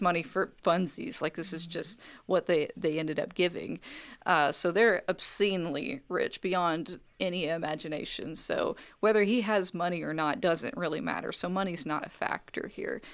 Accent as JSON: {"language": "English", "country": "United States", "said": "I am an American, I am not a Korean"}